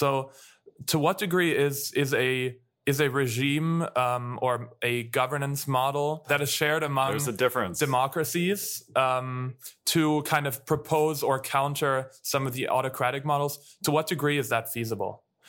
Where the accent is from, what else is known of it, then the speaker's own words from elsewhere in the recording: Germany; moved away; I'm from Germany originally